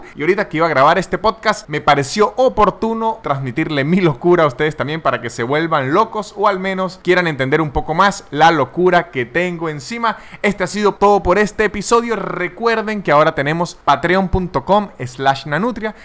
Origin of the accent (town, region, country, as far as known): Venezuela; now in Buenos Aires, Argentina